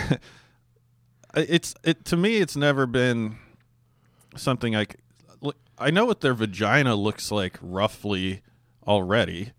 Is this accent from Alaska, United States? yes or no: yes; Alaska, United States; where I grew up in Alaska